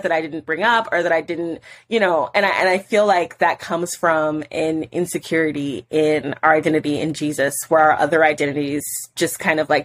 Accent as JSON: {"language": "English", "country": "United States", "said": "as an American Christian"}